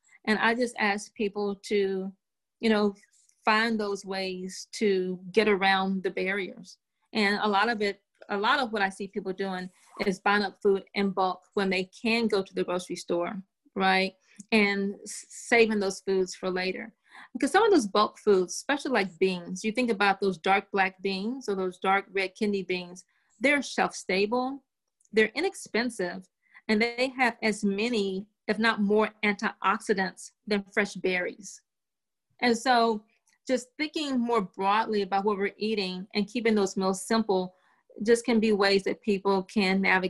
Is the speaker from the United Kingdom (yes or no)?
no; the South, United States; You know, I'm from the South. My grandmother has some amazing pound cake recipes. If I'm down South and someone in my family makes a pound cake, I'm going to eat a slice of pound cake.